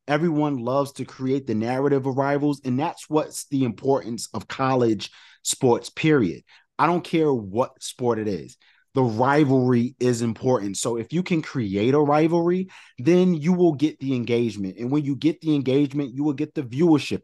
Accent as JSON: {"language": "English", "region": "New York", "country": "United States", "said": "I'm from New York"}